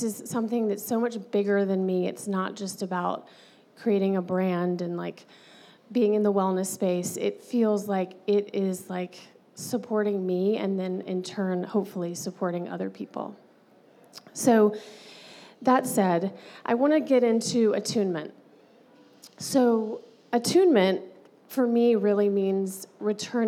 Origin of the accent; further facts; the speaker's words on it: Alabama, United States; moved away as an adult; now in California, United States; growing up in Alabama, going to Alabama